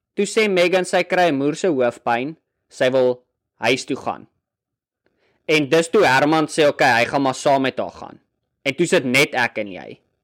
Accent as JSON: {"language": "Afrikaans", "town": "Brandfort", "region": "Free State", "country": "South Africa", "also_born_or_lived": "Bloemfontein", "moved": "as an adult", "said": "ek kom van Brandfort"}